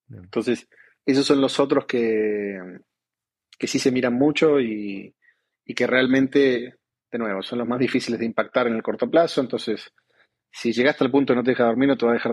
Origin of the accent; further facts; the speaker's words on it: Argentina; moved away as an adult; also born or lived in Colombia; now in Mexico; obviamente por, por mi acento, aunque trato de, de soy argentino.